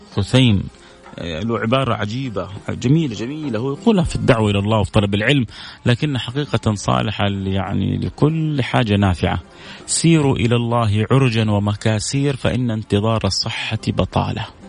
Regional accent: Saudi Arabia; احنا كذلك يعني كسعوديين

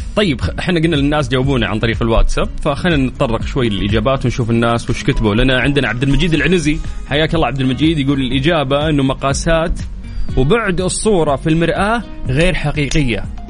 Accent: Saudi Arabia; عندنا في المملكة العربية السعودية

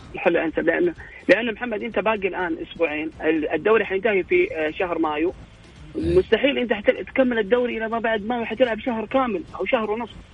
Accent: Saudi Arabia; عندنا في السعوديه

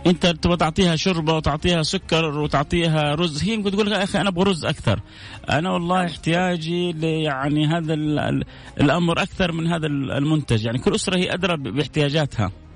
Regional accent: Saudi Arabia; بلدنا الغالية حتى إحنا ربما كسعوديين

